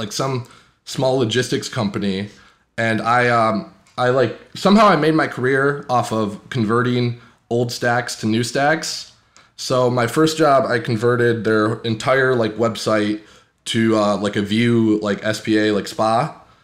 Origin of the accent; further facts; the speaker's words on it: Green Bay, Wisconsin, United States; I'm a lead developer at Ashley Furniture, and I'm from Green Bay, Wisconsin.